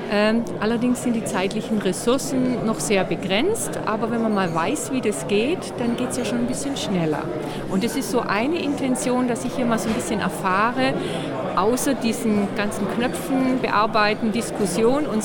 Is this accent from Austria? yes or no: no; Augsburg, Bavaria, Germany; Ich komme aus Augsburg.